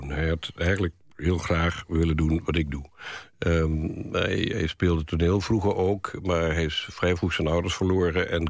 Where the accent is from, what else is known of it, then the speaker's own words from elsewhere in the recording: Curaçao; born there; Ja, ik ben geboren in Curaçao.